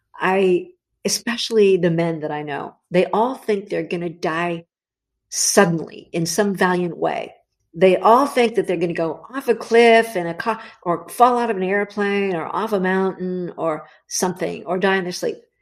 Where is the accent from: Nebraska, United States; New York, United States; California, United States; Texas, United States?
California, United States; Los Angeles; I grew up in the Los Angeles area. Holly, I was born in Hollywood, actually, of all the nutty places to be born.